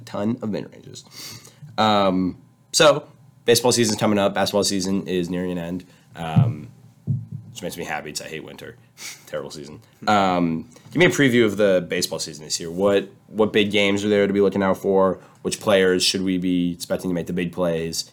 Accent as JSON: {"language": "English", "town": "San Diego", "region": "California", "country": "United States", "moved": "yes", "said": "I'm from San Diego"}